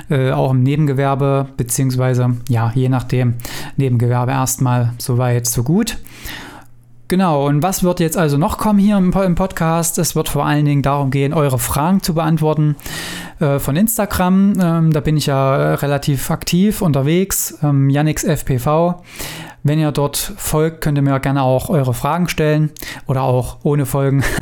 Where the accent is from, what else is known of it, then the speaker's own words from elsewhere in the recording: Weimar, Thuringia, Germany; ich komme ja aus Thüringen, aus Weimar